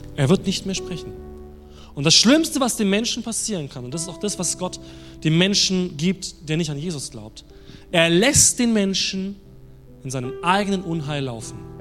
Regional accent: Germany; als Deutsche

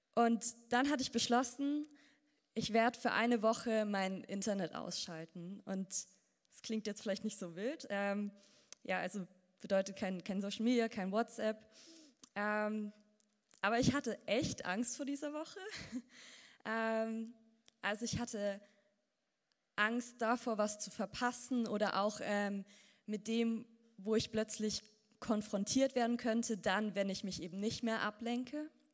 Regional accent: Ansbach, Bavaria, Germany; aufgewachsen in Ansbach

